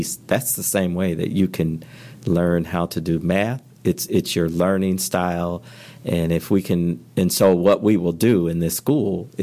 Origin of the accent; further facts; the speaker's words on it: Flint, Michigan, United States; I grew up in Flint, Michigan